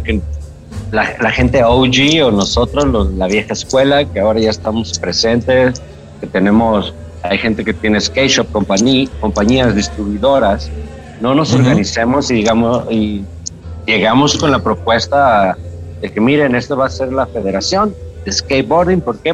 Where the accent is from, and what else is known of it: Guadalajara, Jalisco, Mexico; moved away as an adult; also born or lived in California